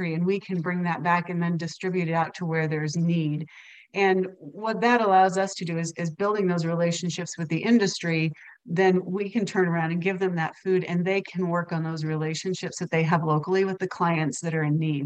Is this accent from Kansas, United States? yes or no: yes; Kansas, United States; I grew up in Kansas